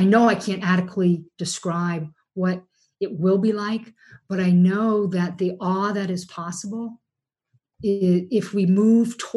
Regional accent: New England, United States; We grew up here in New England in a very dairy heavy, very, you know, people hunt people.

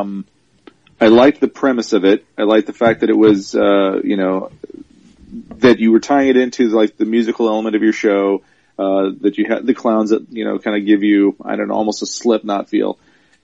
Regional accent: Minnesota, United States; also born or lived in Kansas / Arizona / California / Texas; now in Dallas, United States; I grew up in Minnesota after being born in Kansas.

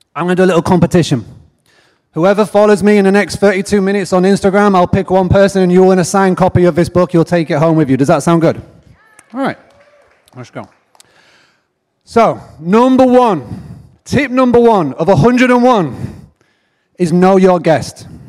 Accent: England, United Kingdom; accent: English; also born or lived in Nashville, Tennessee, United States; I grew up in a farmstay bed and breakfast in the middle of nowhere in England

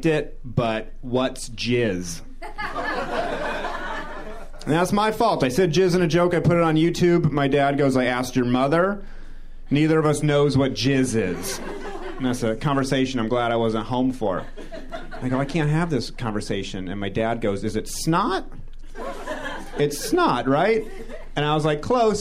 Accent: New Hampshire, United States; I grew up in New Hampshire, so we used to go to Fenway Park

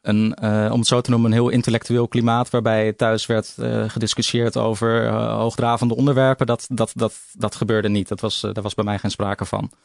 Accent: Vlaardingen, South Holland, Netherlands; also born or lived in Schiedam; ik ben geboren in Schiedam en opgegroeid in Vlaardingen.

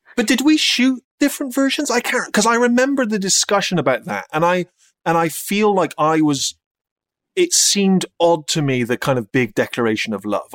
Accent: United Kingdom; This is the British this is the way we do things here

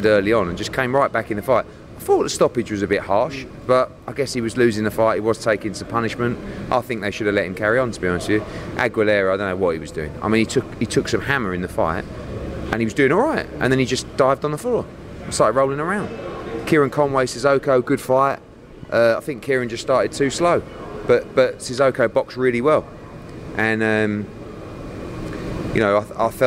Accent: United Kingdom; being British

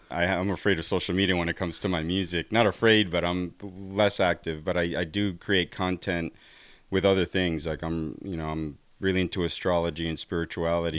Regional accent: New Jersey, United States; growing up in New Jersey, we had access to all these great teachers

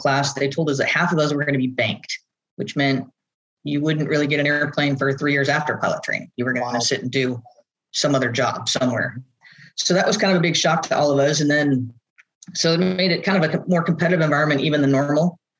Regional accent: Southern California, United States; I grew up in Southern California.

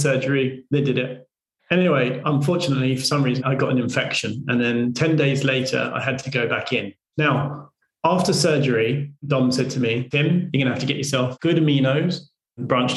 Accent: United Kingdom; because I'm British

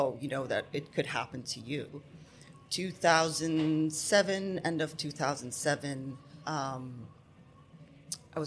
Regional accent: Abu Dhabi, United Arab Emirates; I'm half Lebanese, half Palestinian, born and raised here in the UAE in Abu Dhabi

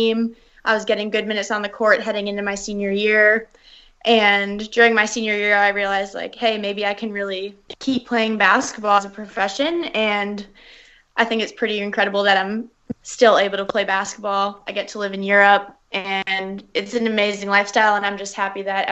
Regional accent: Toronto, Ontario, Canada; also born or lived in New York City, United States; I moved to Toronto when I was about 5, and my mom's Canadian.

